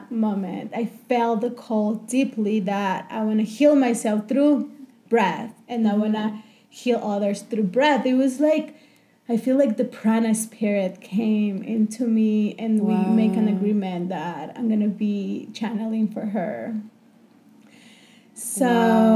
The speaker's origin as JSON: {"language": "English", "region": "Chihuahua", "country": "Mexico", "tie": "born or raised there", "also_born_or_lived": "New York", "moved": "as an adult", "said": "I grew up in Mexico, in Chihuahua, in the north part, and I just left my house and my comfort zone when I was 18 just to travel the world"}